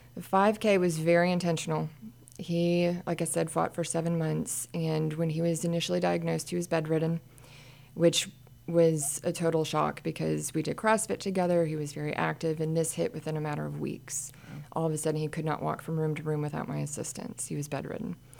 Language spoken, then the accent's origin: English; Midwest, United States; also born or lived in Kansas / Pennsylvania; now in Montgomery County, Texas, United States; I was from Midwest